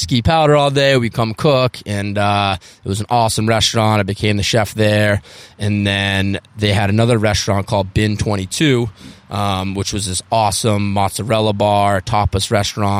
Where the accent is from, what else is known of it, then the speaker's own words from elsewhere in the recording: outside of Boston, Massachusetts, United States; also born or lived in Cape Cod / Jackson Hole, Wyoming; I'm 33. I grew up outside of Boston.